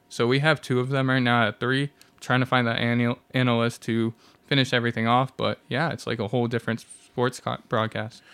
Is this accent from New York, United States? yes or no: no; Washington, District of Columbia, United States; now in Independence, United States; I'm from the East Coast